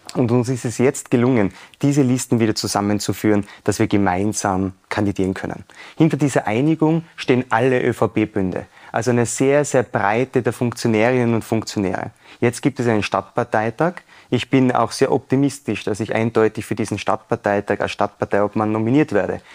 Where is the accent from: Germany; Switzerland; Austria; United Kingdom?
Austria; Innsbruck, Tyrol; also born or lived in Vienna; Ansonsten bin ich hier aufgewachsen, habe hier immer gearbeitet